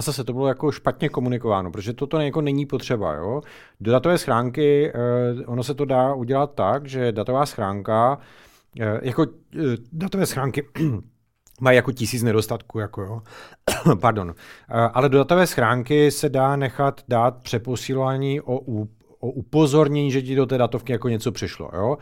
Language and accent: Czech; Ostrava, Moravian-Silesian Region, Czechia; oba dva jsme z Ostravy